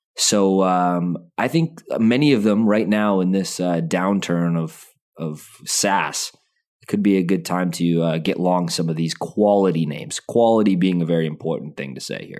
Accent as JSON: {"language": "English", "town": "Calgary", "region": "Alberta", "country": "Canada", "tie": "born or raised there", "said": "I was born in Calgary."}